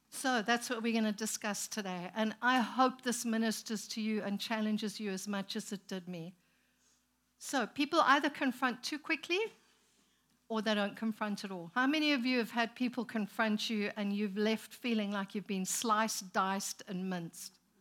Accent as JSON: {"language": "English", "country": "Zimbabwe", "tie": "born or raised there", "also_born_or_lived": "South Africa", "moved": "as an adult", "lives_now": "United States", "said": "we were born and raised in Zimbabwe, planted a church there, moved to South Africa, planted a church, came here"}